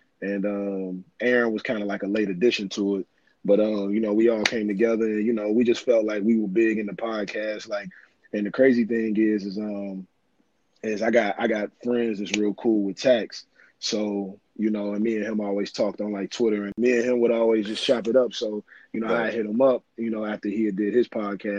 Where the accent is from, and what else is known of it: Cincinnati, Ohio, United States; born or raised there; also born or lived in Brooklyn, New York